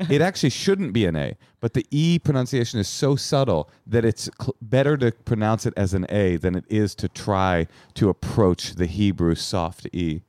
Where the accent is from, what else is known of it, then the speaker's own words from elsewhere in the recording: Bay Area, California, United States; I'm from the Bay Area, too